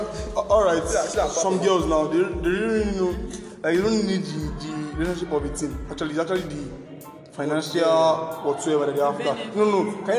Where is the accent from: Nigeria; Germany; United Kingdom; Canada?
Nigeria; just have to take it as a Nigerian.